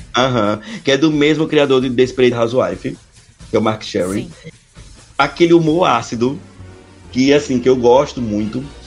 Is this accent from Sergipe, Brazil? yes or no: yes; Aracaju, Sergipe, Brazil; Eu sou de Aracaju